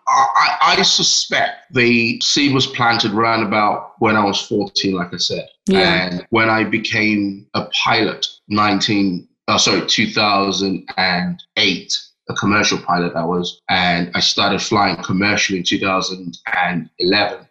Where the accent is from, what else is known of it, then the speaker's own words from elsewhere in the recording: Nigeria; moved away as an adult; also born or lived in London, United Kingdom; now in United Kingdom; I was born in London next yeah. to uh, Westminster. And then I at a very young age, moved to Nigeria with my parents and lived there till I was 18.